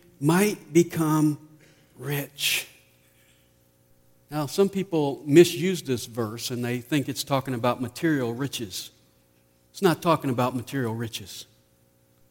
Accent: Nashville, Tennessee, United States; moved away; since I was born and raised in Nashville, I took my family over to see the house where I grew up

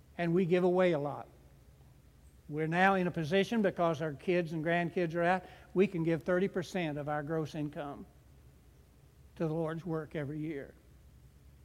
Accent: United States; I'm an American

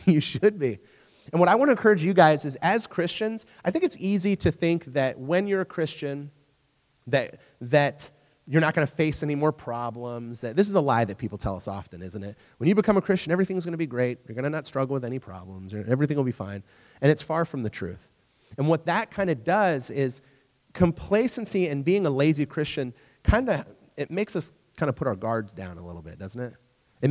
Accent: United States; also born or lived in England; as an American

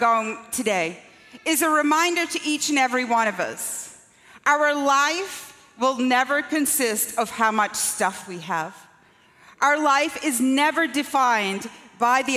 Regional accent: Scotland, United Kingdom; also born or lived in Long Island; now in United States; when I was growing up in Scotland

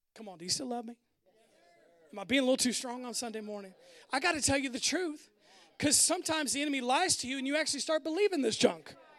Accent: United States; modern American people who are all about our independence

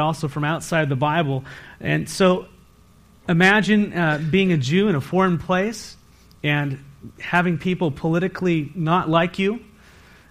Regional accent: San Diego, California, United States; now in Walla Walla, United States; I grew up in San Diego in a sailor city

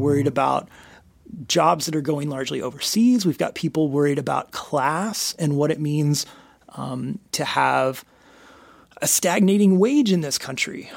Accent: United States

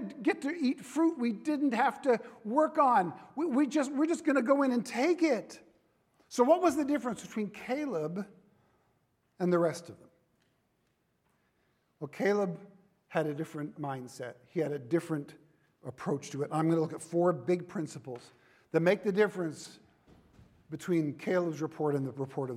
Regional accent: Central Valley of California, United States; now in Southern California, United States; I was raised in the Central Valley of California

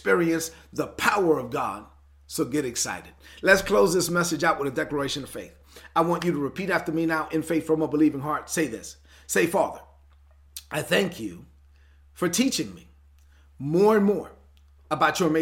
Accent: New York City, New York, United States; I'm from Brooklyn, so I have to talk like I'm from Brooklyn

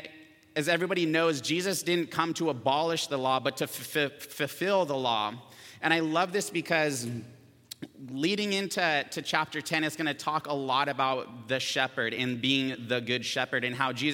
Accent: Camarillo, California, United States; I grew up here in Camarillo

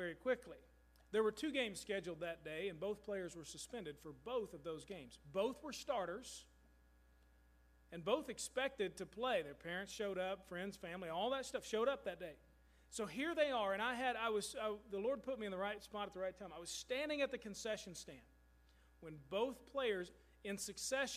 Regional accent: Louisville, Kentucky, United States; moved away; Louisville is my hometown

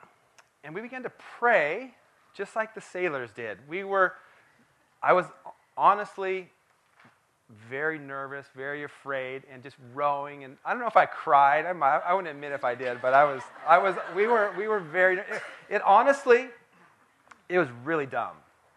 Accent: Port Townsend, Washington, United States; Growing up in Port Townsend, Washington, Port Townsend, Washington is on the Olympic Peninsula in Washington State, surrounded by water. And so I grew up playing in the water

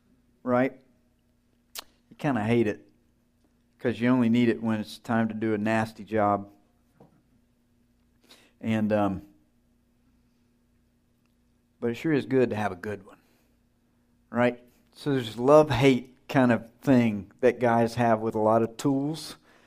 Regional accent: Georgia, United States; I grew up in North Georgia, small town.

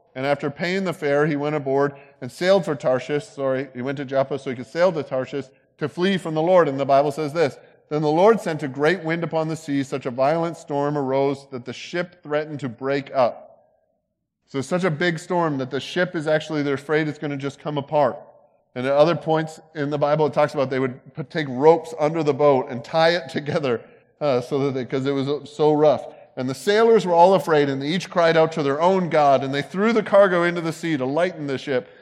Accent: Canada; now in United States; I'm from there

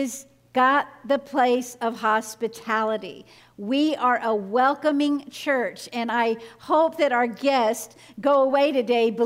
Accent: the South, United States; I grew up in the South, in the United States, where members of my family casually and regularly would use the N-word

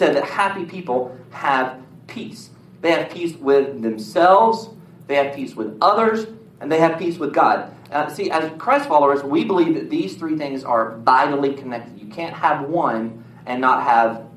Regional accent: United States; I was born in the United States of America

